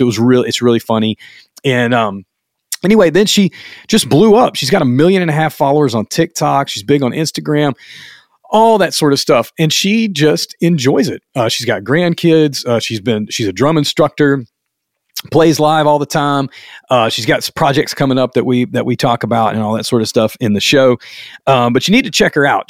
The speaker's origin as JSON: {"language": "English", "region": "the South", "country": "United States", "said": "I'm from the South"}